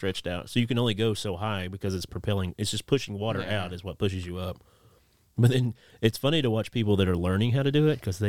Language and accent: English; Martin County, Kentucky, United States; moved away; I'm from Martin County, Kentucky, right across the river.